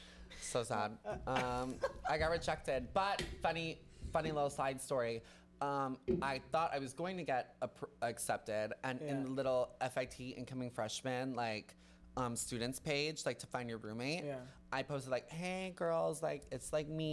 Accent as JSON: {"language": "English", "town": "Milwaukee", "region": "Wisconsin", "country": "United States", "tie": "born or raised there", "moved": "as an adult", "lives_now": "New York City, United States", "said": "So I grew up in Wisconsin"}